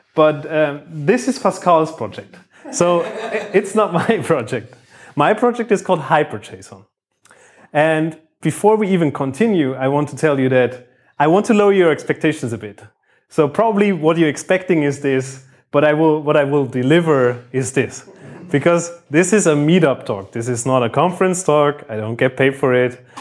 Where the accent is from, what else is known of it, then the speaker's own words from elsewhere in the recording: Bavaria, Germany; now in Düsseldorf, Germany; I work in Düsseldorf. I come from Bavaria.